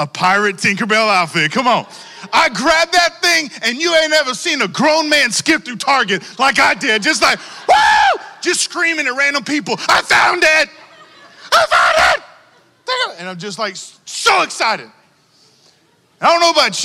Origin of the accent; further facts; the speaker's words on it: Texas, United States; I'm from Texas